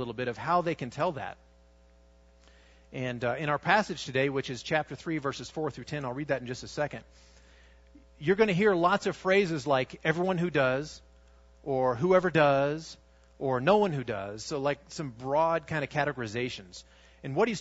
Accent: United States; also born or lived in Russia / Armenia

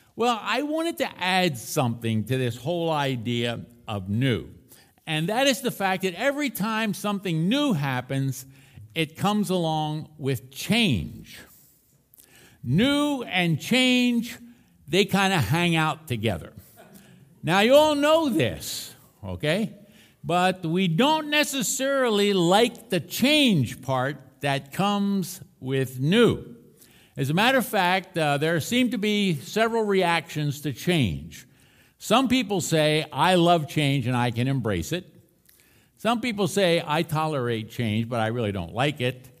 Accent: Philadelphia, Pennsylvania, United States; I grew up in Philadelphia, Pennsylvania

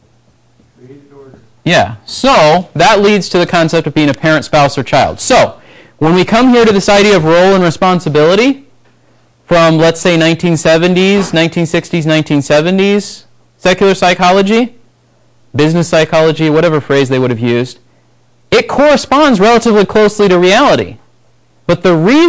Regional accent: United States; we grew up in the United States

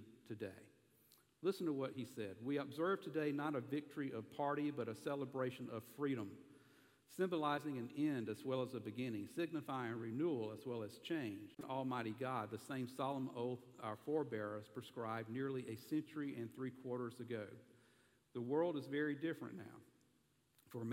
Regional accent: the South, United States; accent: southern; my southern accent

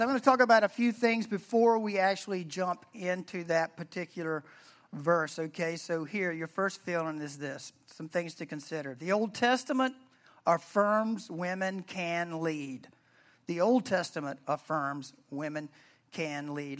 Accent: the South, United States; I'm from the South, I say Deborah, Deborah

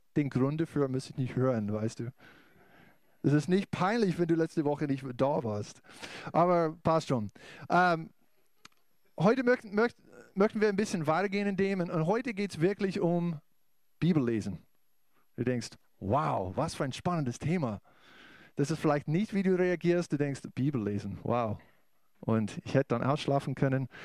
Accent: United States; German is a second language; moved away as an adult; now in Bavaria, Germany; ich bin aus den USA auch äh, mit meiner Familie

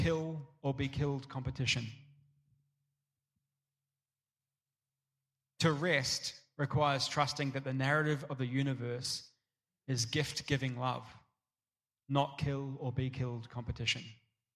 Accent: Tauranga, Bay of Plenty, New Zealand; moved away; I grew up in Tauranga, which has got this amazing surf beach

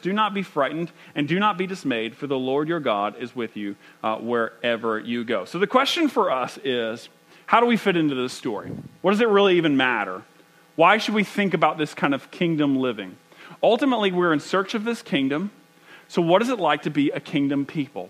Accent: United States; as American as you get

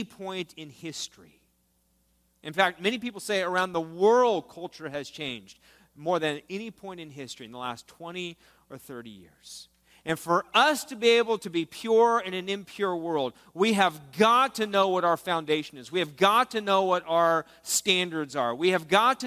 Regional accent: United States; I'm a pastor from the United States

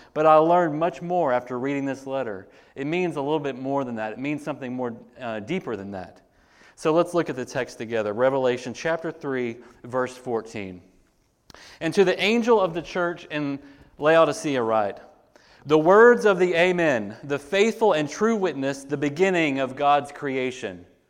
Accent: United States; as American Christians

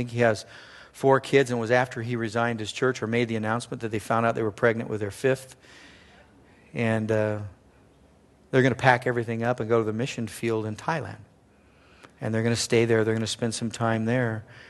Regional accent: Simi Valley, California, United States; he pastors in the hometown I grew up in Simi Valley, California.

